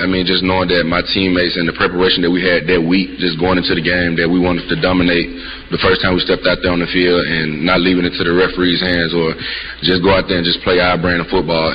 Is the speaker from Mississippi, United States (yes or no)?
yes; Mississippi, United States; moved away; I'm from Mississippi